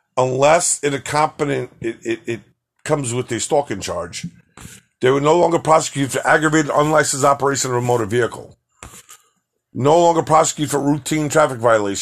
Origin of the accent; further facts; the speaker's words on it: New York City, New York, United States; I'm from New York City.